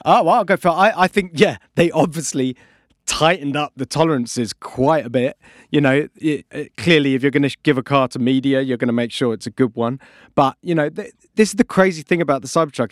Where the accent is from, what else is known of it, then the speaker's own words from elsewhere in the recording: United Kingdom; we are British